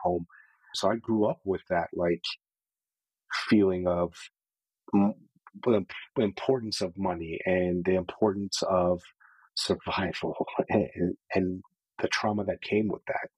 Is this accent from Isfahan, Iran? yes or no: no; Tehran, Tehran Province, Iran; I was born in Iran, in Tehran, Iran, in the early 80s